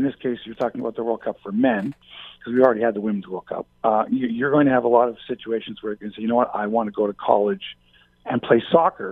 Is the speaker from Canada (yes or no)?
yes; Canada; we're Canadian